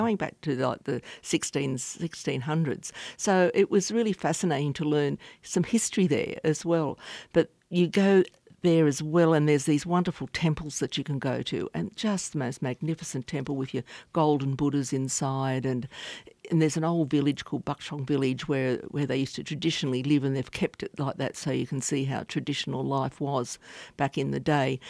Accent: Australia; as Australian passport holders

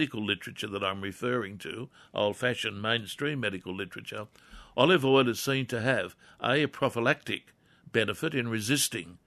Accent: Wallsend, North East England, United Kingdom; as a kid, growing up in Crest Road, Wall's End

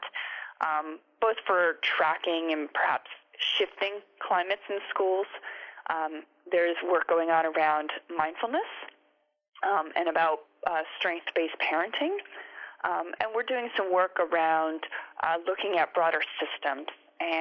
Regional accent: United States; now in Australia; I'm from America and then I've been living here in Australia

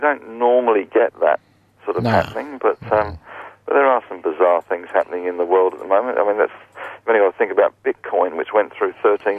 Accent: Australia; Yeah, I'm Australian, not too, Stephen.

